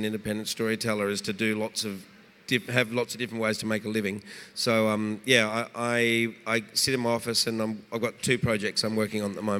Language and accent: English; Perth, Western Australia, Australia; Oh, Reg and I are Australian men. We grew up in Perth.